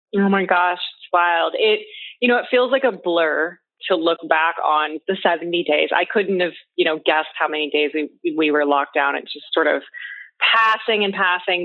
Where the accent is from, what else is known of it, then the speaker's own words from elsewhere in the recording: Pacific Northwest, United States; I grew up in the Pacific Northwest on a farm